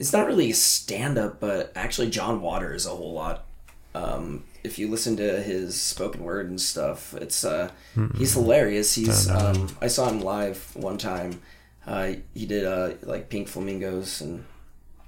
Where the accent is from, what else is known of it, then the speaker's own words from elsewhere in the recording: Montana, United States; growing up in Montana